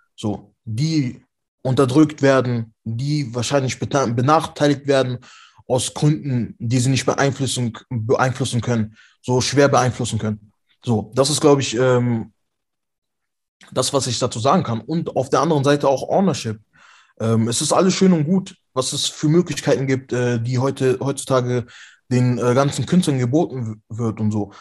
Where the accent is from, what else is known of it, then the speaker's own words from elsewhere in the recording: Frechen, North Rhine-Westphalia, Germany; bei uns in Frechen